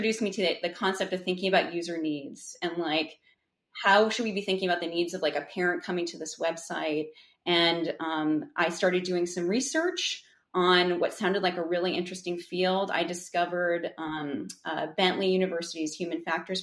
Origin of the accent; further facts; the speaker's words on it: New England, United States; I grew up in New England.